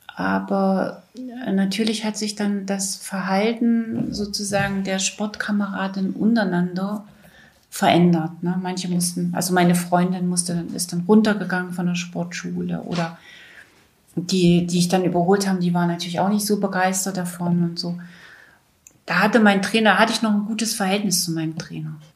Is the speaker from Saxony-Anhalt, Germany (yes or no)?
yes; Weißenfels, Saxony-Anhalt, Germany; 1962 in Weißenfels in Sachsen-Anhalt geboren.